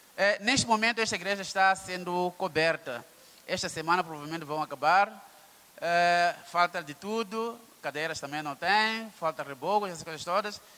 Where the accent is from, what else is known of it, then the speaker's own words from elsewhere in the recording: Maputo, Mozambique; Venho de África, Moçambique, Maputo